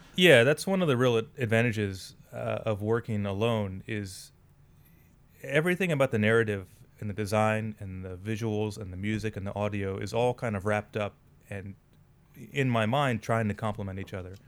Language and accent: English; United States; now in Saitama, Japan; as an American